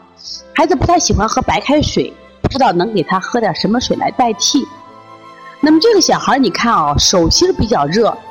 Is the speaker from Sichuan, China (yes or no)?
no; Shaanxi, China; 你像我们陕西人这样吃行不行？不行。那么，让广东人喝这个加多宝没问题，像我们这个北方人就不要喝了。